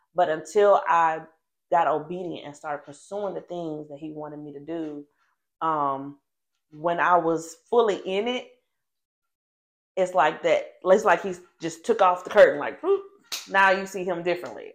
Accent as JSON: {"language": "English", "town": "Nashville", "region": "Tennessee", "country": "United States", "moved": "yes", "lives_now": "Memphis, United States", "said": "originally from Nashville"}